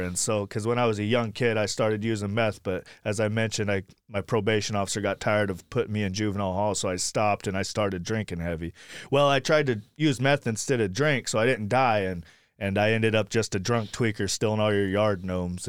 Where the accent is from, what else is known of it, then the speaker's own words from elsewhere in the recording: Sacramento, California, United States; also born or lived in Blackfoot, Idaho / Woodland, California; now in Anderson, Indiana, United States; I grew up in Sacramento, California, and most of my recovery was in Sacramento, California